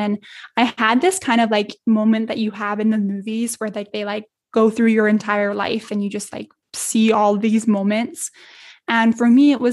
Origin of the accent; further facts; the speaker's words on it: Edmonton, Alberta, Canada; a 4-hour flight to my hometown here in Edmonton